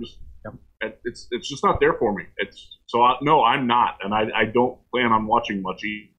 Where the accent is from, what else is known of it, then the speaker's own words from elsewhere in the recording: Big Ten country, Midwest, United States; I'm a Mac guy. I grew up in the Big Ten country.